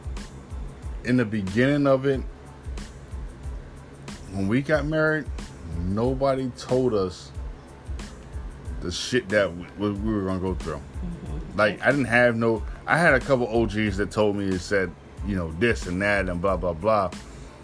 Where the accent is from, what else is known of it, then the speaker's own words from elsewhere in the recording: Wilmington, Delaware, United States; we're from Delaware, came up in Wilmington